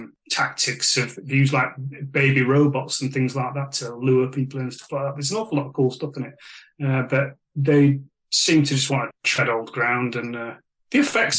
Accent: Sheffield, Yorkshire and the Humber, United Kingdom; I'm from Sheffield

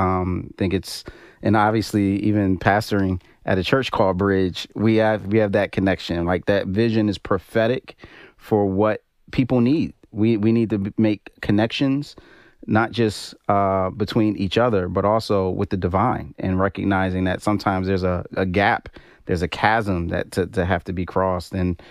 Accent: Philadelphia, Pennsylvania, United States; Growing up in Philly, I didn't know much about Juneteenth

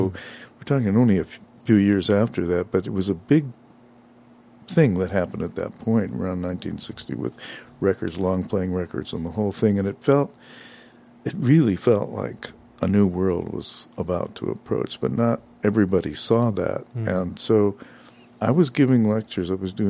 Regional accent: Los Angeles, California, United States; moved away; I was born in Boyle Heights. Wow. Most people didn't know where it was then anyway, but yeah, that's where I grew up.

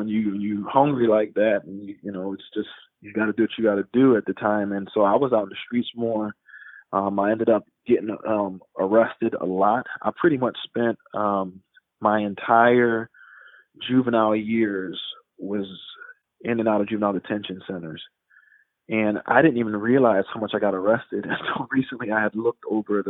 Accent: Philadelphia, Pennsylvania, United States; also born or lived in Chicago / Jamaica; I was born in Chicago, but I grew up in Philadelphia

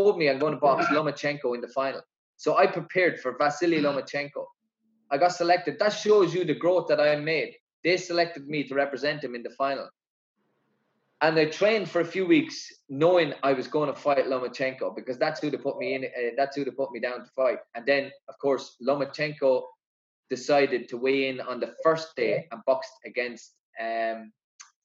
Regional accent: Ireland; I represented my country

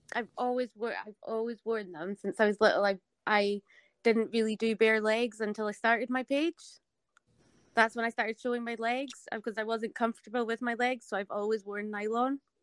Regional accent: Scotland, United Kingdom; accent: Scottish; I didn't think they would like hearing a Scottish accent

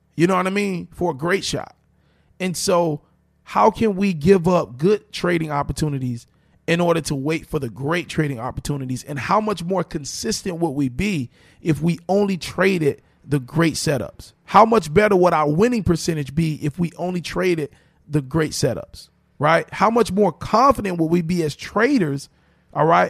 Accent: Miami, Florida, United States; I'm born and raised in Miami

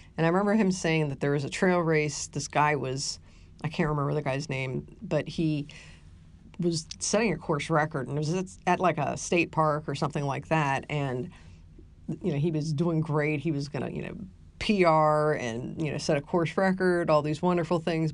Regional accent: Ohio, United States; now in San Antonio, United States; growing up in Ohio

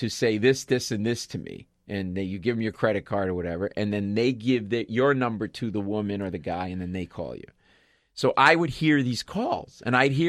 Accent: Rhode Island, United States; moved away as an adult; also born or lived in Boston / Queens, New York; We're both from Rhode Island.

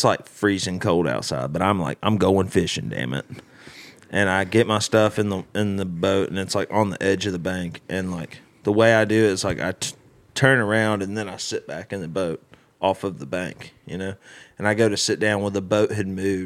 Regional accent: Birmingham, Alabama, United States; moved away; now I love my hometown

